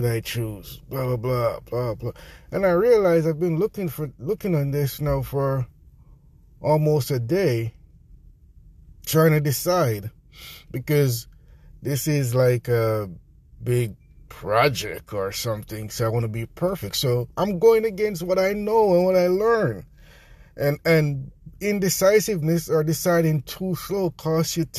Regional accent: Jamaica; accent: Jamaican; my Jamaican accent

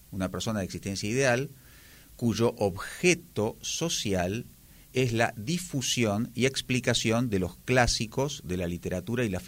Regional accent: Buenos Aires, Argentina; moved away; De Buenos Aires. Me parece que mi acento me delata en forma inmediata.

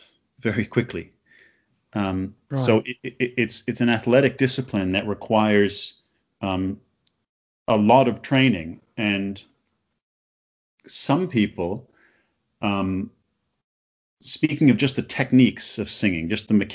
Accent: Canada; now in London, United Kingdom; I'm from Canada

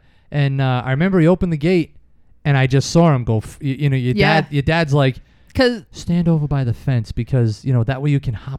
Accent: East Providence, Rhode Island, United States; we grew up in East Providence, like a residential city kind of neighborhood.

